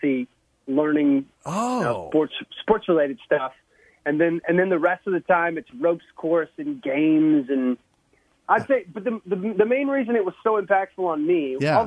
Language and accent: English; Midland, Texas, United States; I'm from West Texas originally, from Midland